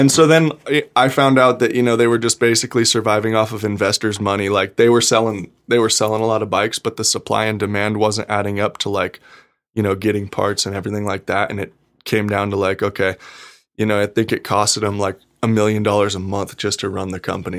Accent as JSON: {"language": "English", "town": "Gardnerville", "region": "Nevada", "country": "United States", "tie": "born or raised there", "also_born_or_lived": "South Lake Tahoe", "said": "I was born in South Lake Tahoe, raised in Gardnerville my whole life"}